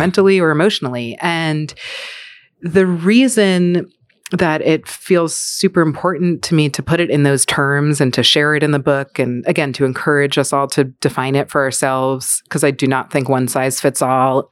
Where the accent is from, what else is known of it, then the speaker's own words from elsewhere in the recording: New York City, New York, United States; I was born in Manhattan to two Jewish New Yorkers